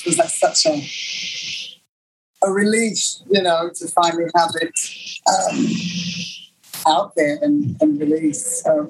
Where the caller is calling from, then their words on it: Los Angeles, California, United States; I'm here in Los Angeles, where it's very hot at the moment.